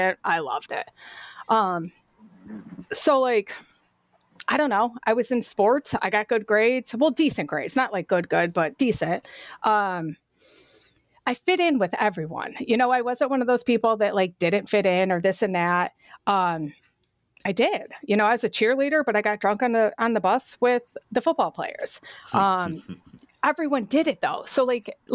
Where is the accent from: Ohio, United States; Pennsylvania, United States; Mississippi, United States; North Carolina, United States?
Ohio, United States; Avon; also born or lived in Cleveland; So I grew up in Avon, right? It's a big city now, but it was little back then.